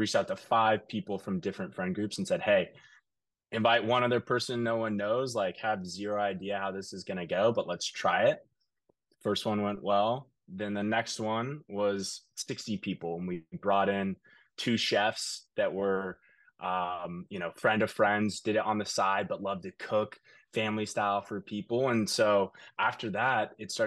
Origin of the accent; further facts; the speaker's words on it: Kansas City, Kansas, United States; moved away as an adult; now in New York City, United States; originally I'm from Kansas City, Kansas. I moved to New York about 4 years ago